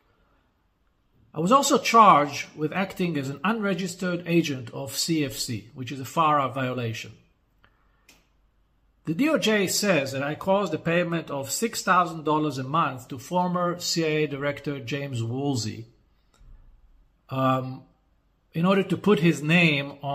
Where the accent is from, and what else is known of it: Israel